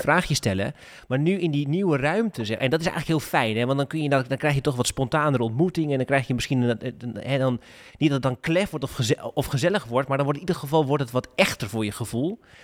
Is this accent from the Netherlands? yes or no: yes; Groningen, Netherlands; ik kom uit Groningen, Koen. En ik woon in Groningen.